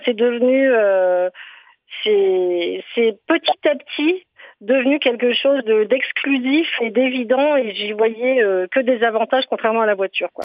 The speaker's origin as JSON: {"language": "French", "town": "Briançon", "region": "Provence-Alpes-Côte d'Azur", "country": "France", "tie": "born or raised there", "moved": "yes", "said": "j'ai grandi à Briançon"}